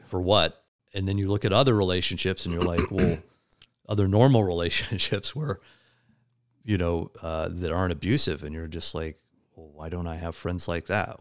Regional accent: Midwest, United States; moved away as an adult; also born or lived in West Coast; I, um, was born and raised in the Midwest, uh, and eventually moved out to the West Coast

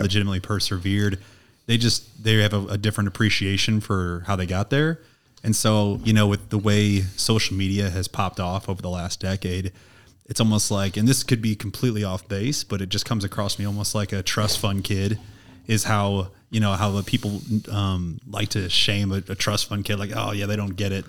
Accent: St. Louis, Missouri, United States; I'm from Saint Louis

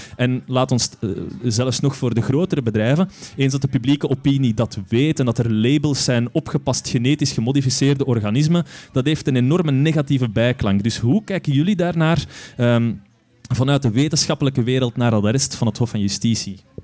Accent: Steenhuffel, Flanders, Belgium; Ik ben van Steenuffel.

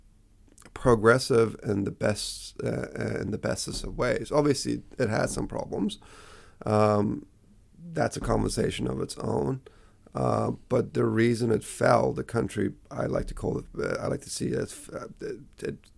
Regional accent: New Zealand; also born or lived in Tehran, Iran / United States; moved to New Zealand when I was 9

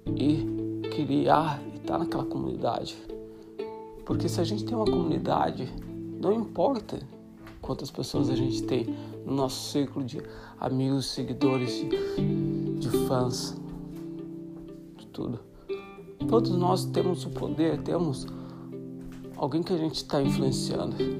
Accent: Brazil; moved away; also born or lived in Uruguay / Colombia / Ireland / Greece; vai fazer sete anos que estou fora do Brasil

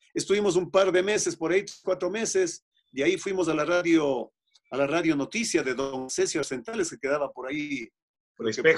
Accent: Otavalo, Imbabura, Ecuador; yo tengo mi propia emisora de radio en mi tierra, en Otavalo

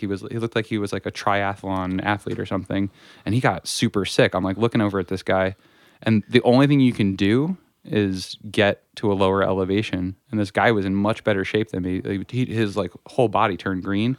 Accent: Stillwater, New Jersey, United States; growing up in the North Jersey in Sussex County, um, in Stillwater specifically

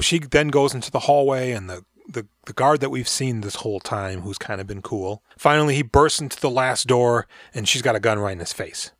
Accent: United States; I'm American

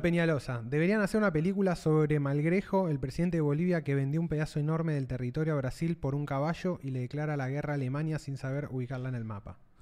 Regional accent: Argentina

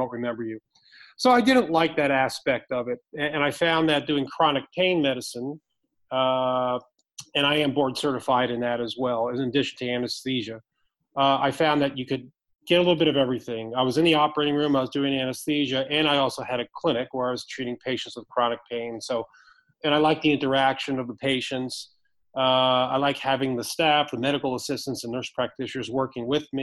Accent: Maplewood, New Jersey, United States; moved away as an adult; also born or lived in Pennsylvania / Boston; now in Dallas, United States; I grew up in New Jersey, in northern Jersey, a little bit outside of Newark in a small town, Maplewood

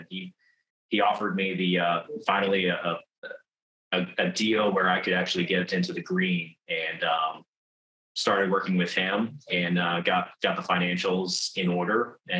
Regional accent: Virginia, United States; now in North Carolina, United States; Right now, I'm stationed in North Carolina. I've got all over, kind of originally from Virginia, but I've recently, for the last 9 years, I've been stationed in Eastern North Carolina as a service member in the United States Marine Corps.

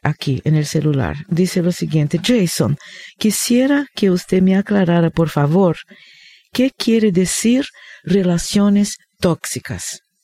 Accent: Rio de Janeiro, Brazil; moved away; Yo crecí, hermano, en Río de Janeiro, en Brasil. Por esto tengo este acento raro

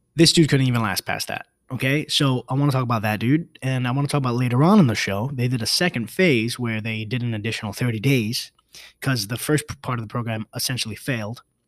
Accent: New York City, New York, United States; I'm a New Yorker

